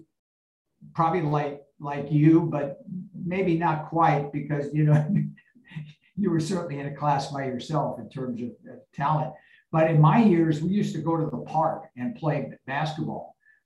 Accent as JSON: {"language": "English", "town": "San Francisco", "region": "California", "country": "United States", "tie": "born or raised there", "said": "I grew up in San Francisco, born and raised in the city."}